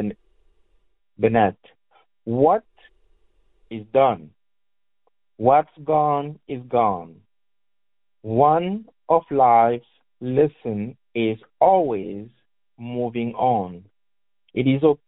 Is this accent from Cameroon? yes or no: yes; Cameroon; now in Louisville, United States; I am originally from Cameroon, which is the West Africa, technically